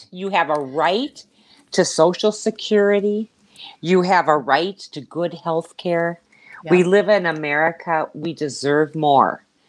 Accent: Minnesota, United States; We're from Minnesota.

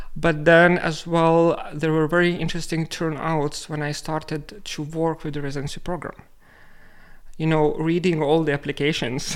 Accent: Lithuania; moved away as an adult; now in Reykjavik, Iceland; I am originally from Lithuania

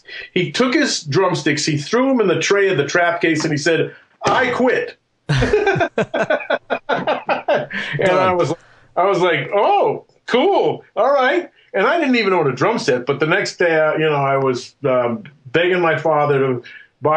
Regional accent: Western Massachusetts, United States; I'm from Western Massachusetts, and I'm a child of the 60s

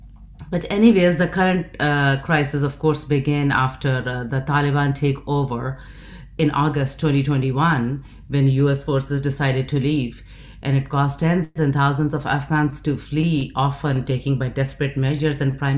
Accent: Pakistan; now in United States; I come from Pakistan.

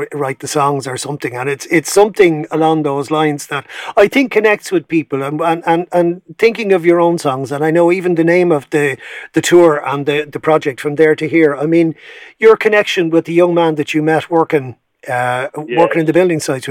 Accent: Ireland; Being Irish

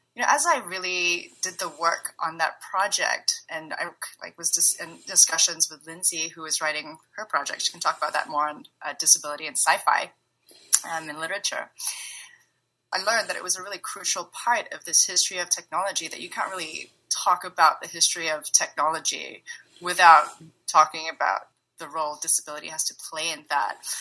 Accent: Singapore; also born or lived in San Francisco Bay Area, California; now in Bay Area, United States; I'm currently based in the Bay Area, but I'm originally from Singapore

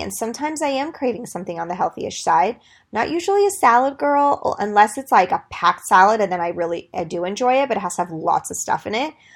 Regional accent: Greece; I'm from Greece

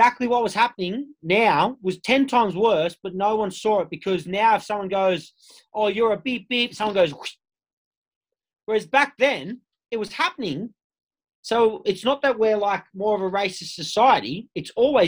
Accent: Sydney, New South Wales, Australia; I grew up in Bondi

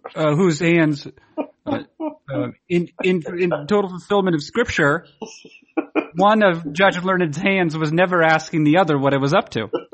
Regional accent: New Hampshire, United States; now in Maine, United States; I grew up in New Hampshire

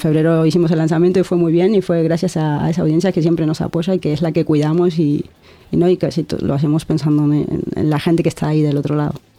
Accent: Argentina; moved away as an adult; now in Bilbao, Spain; yo vengo de Argentina

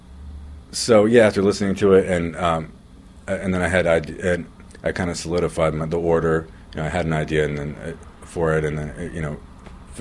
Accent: Canton, Connecticut, United States; also born or lived in West Hartford, Connecticut; I grew up in a town called Canton in Connecticut.

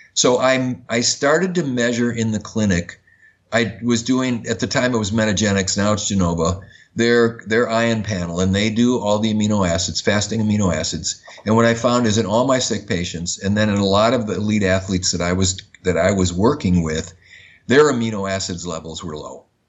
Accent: Madison, Wisconsin, United States; I grew up in Madison, Wisconsin, which is the which is the home of Oscar Mayer meatpacking

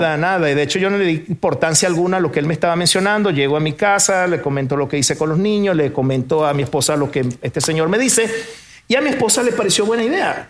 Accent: Venezuela; moved away as an adult; also born or lived in Portugal; now in Monterrey, Mexico; nací en Portugal, me me crié en Venezuela, pero ahora soy mexicano de corazón

